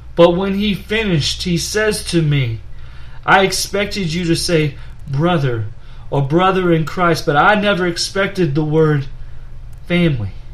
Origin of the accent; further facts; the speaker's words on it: Nederland, Texas, United States; From a town near Beaumont, Texas called Nederland